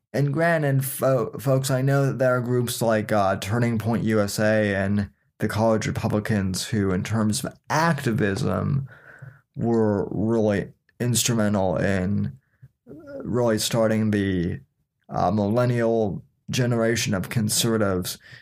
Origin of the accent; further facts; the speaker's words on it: Denver, Colorado, United States; moved away as an adult; now in Florida, United States; I was born and raised in Denver, Colorado, and lived there pretty much my whole entire life until the age of eighteen